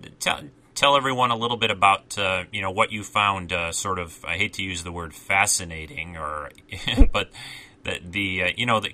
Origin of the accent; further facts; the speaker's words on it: Detroit, Michigan, United States; I grew up in the Detroit area